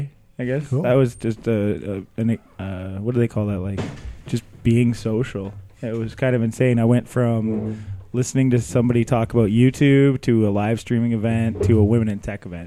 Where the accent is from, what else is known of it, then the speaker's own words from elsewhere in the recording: Canada; we are the Canadian Borg